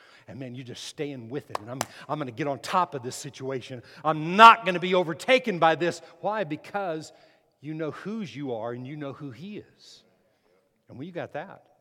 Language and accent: English; Las Cruces, New Mexico, United States; moved away; also born or lived in McAllen, Texas; I lived in McAllen in the Rio Grande Valley, but in New Mexico, in Las Cruces, it was the Mesilla Valley